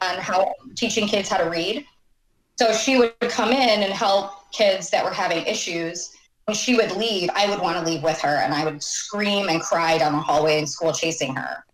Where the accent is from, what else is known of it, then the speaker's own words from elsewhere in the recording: Clarkston, Michigan, United States; moved away as an adult; also born or lived in Pontiac, Michigan / White Lake, Michigan / Washington; I was born in Pontiac, and we lived in White Lake until my brother was born, and then we um, moved ended up in Clarkston